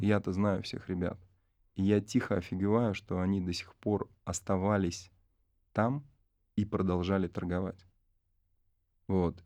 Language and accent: Russian; Arsenyevo, Tula Oblast, Russia; я сам родом из Арсеньева, поселок небольшой.